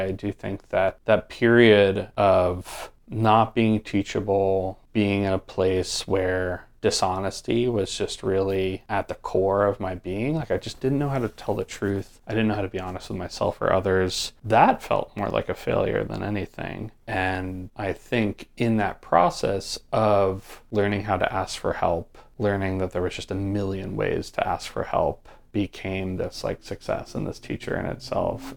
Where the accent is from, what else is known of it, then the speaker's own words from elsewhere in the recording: Poughkeepsie, New York, United States; growing up where I grew up in the Hudson Valley